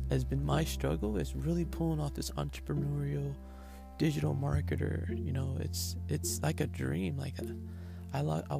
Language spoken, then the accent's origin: English; United States; I'm African American